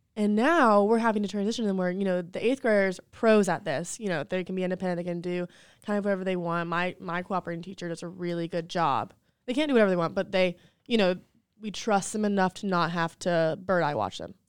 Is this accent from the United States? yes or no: yes; Waxhaw, North Carolina, United States; moved away as an adult; also born or lived in Charlotte, North Carolina; now in South Carolina, United States; I'm from Charlotte, North Carolina. Well, Waxhaw, a little small town, South Charlotte originally, but I just moved to South Carolina about two years ago